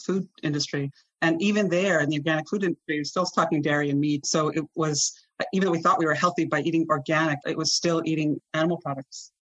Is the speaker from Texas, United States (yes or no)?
no; Vermont, United States; I grew up in Vermont